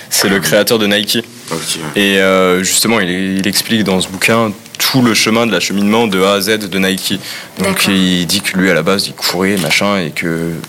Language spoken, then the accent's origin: French; Nancy, Grand Est, France; nous on vient de Nancy, on aime bien notre petite ville